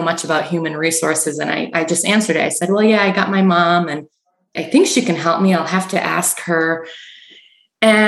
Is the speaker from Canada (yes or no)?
yes; Canada; moved away as an adult; now in Michigan, United States; I grew up in Canada